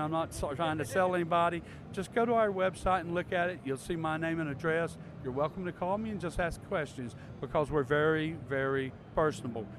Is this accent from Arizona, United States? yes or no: no; North Carolina, United States; In case you don't like my accent, I'll tell you I'm from North Carolina